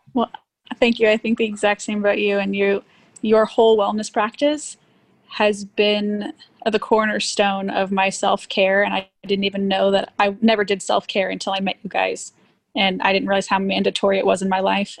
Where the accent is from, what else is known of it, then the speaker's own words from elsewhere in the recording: Miami, Florida, United States; moved away; also born or lived in Texas / Austin, Texas / Cuba (ancestry); Born in Miami. I'm Cuban